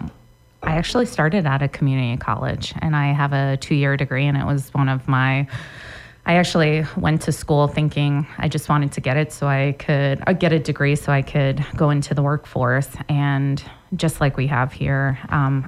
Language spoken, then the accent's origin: English; East Coast, United States; moved away as an adult; also born or lived in New York; now in Montana, United States; I grew up on the East Coast